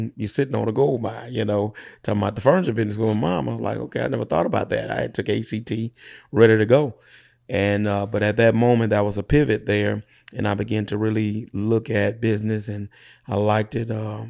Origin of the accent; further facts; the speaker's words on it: Clinton, Louisiana, United States; Yeah, born and raised in Clinton, Louisiana, what we call them parishes in Louisiana. So East Feliciana Parish, population probably less than 1,500, 2,000.